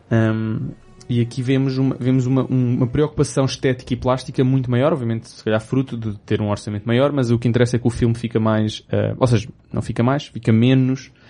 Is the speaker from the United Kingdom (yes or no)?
yes; England, United Kingdom; Portuguese is a second language; perdoem-me se sou inglesa